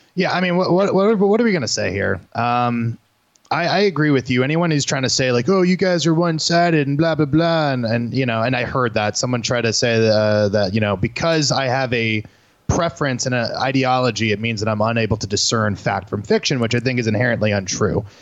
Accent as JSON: {"language": "English", "region": "Florida", "country": "United States", "moved": "yes", "said": "I'm from Florida a little bit, my mom still lives there"}